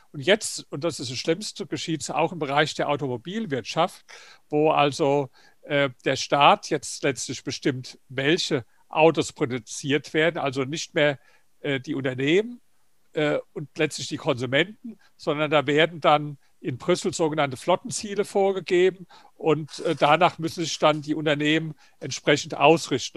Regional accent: Germany; bei uns in Deutschland

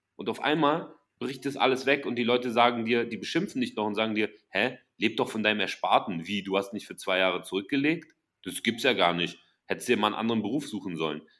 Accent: Germany; sehen wir uns als, als Deutsche

